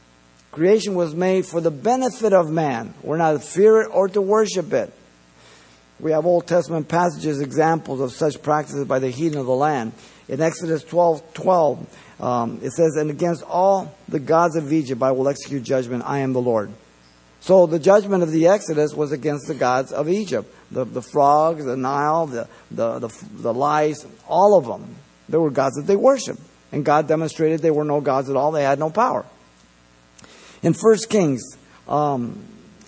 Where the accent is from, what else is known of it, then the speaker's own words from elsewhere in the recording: Mexico City, Mexico; now in United States; I was born in Mexico City